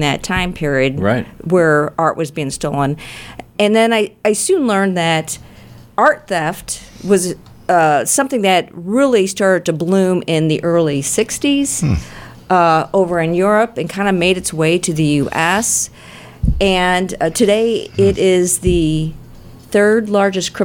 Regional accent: St. Louis, Missouri, United States; I grew up in Baden in North City

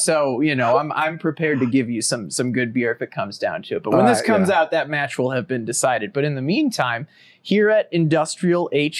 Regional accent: St. Louis, Missouri, United States; my hometown St. Louis

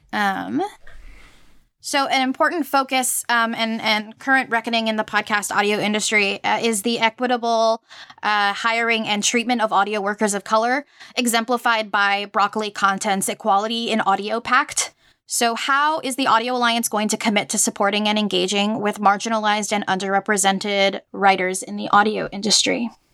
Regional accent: Puerto Rico; moved away; I am from Puerto Rico, and in, uh, I'm from, uh, I grew up there

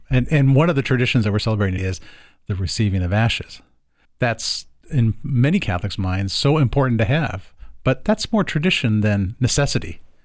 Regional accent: the South, United States; now in Portland, United States; when I was a kid growing up in the South

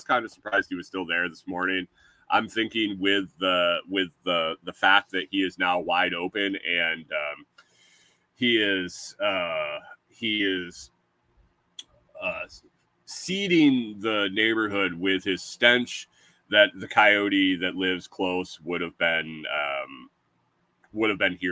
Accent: New York, United States; moved away as an adult; also born or lived in Minnesota; I came from New York. We talk extremely fast, and I actually dialed it back

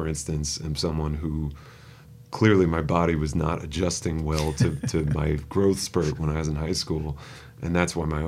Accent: New York City, New York, United States; moved away; I grew up in Riverdale.

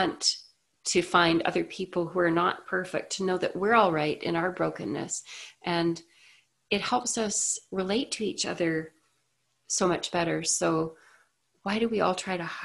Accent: Canada; I'm Canadian

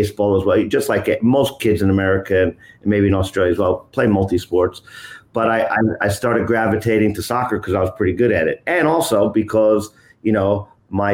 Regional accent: New York, United States; I'm originally from New York City, from New York, but lived upstate in New York since I was around 10 years of age

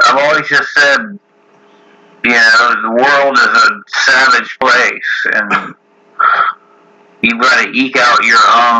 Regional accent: the South, United States; I'm from the South, so we call it the War of Northern Oppression.

